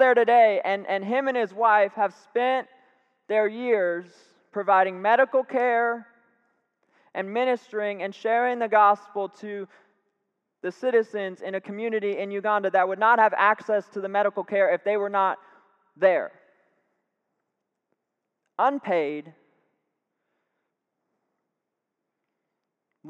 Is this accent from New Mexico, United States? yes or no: no; Tampa, Florida, United States; now in Sanford, United States; I'm from Tampa, Florida. Love it. Grew up there 18 years, came to Sanford, and I've lived here ever since